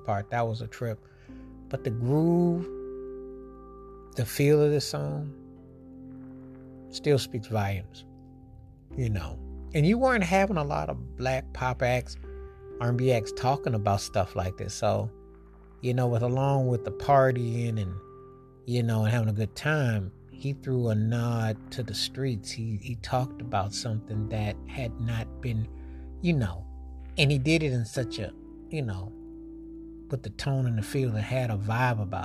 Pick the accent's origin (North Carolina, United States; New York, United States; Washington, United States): New York, United States; Buffalo; from Buffalo, New York, my hometown